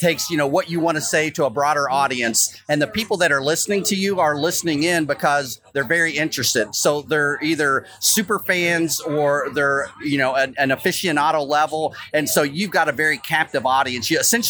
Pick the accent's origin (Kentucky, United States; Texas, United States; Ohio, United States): Kentucky, United States; Lexington; I live in Kentucky, born and raised in Lexington